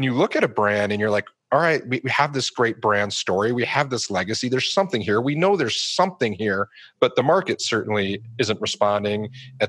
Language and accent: English; Detroit, Michigan, United States; I grew up in the Detroit area